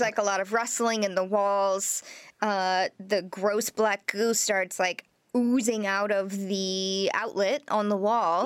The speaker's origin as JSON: {"language": "English", "region": "Nebraska", "country": "United States", "tie": "born or raised there", "said": "I'm from Nebraska. I was born in Nebraska, so being from Nebraska"}